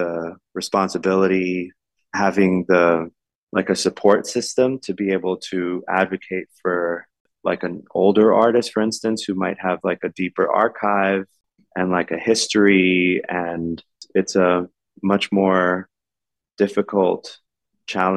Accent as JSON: {"language": "English", "town": "New York City", "region": "New York", "country": "United States", "tie": "born or raised there", "said": "I was born and raised in New York City, my family came to New York from Ecuador, from farms in Ecuador in the late 60s, but I was born and raised in the Lower East Side"}